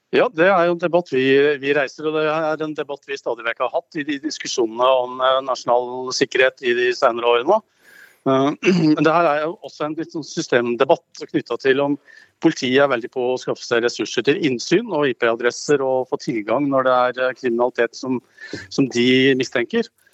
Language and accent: Norwegian; Gjøvik, Innlandet, Norway; Gjøvik, der jeg kommer ifra